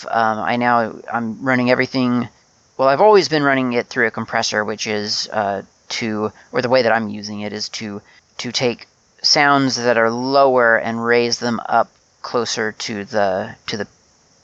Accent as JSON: {"language": "English", "country": "United States", "tie": "born or raised there", "said": "I grew up in the USA and was very used to month, day, year."}